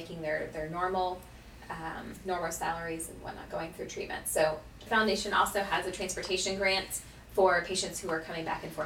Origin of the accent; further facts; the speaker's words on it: Jacksonville, Florida, United States; I am actually born and raised in Jacksonville